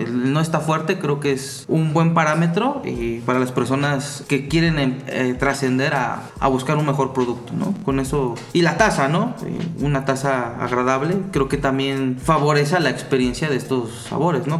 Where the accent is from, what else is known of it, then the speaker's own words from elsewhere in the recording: Puebla, Mexico; como el poblano que soy